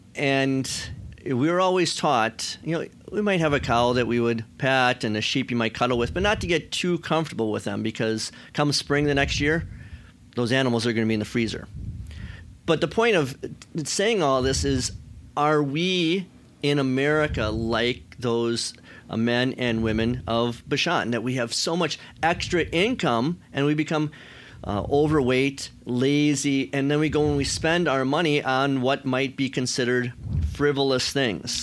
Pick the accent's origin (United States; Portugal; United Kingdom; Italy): United States; American Christians